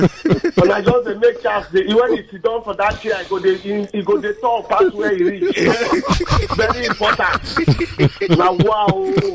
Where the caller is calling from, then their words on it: Nigeria; I'm calling from Akumojo.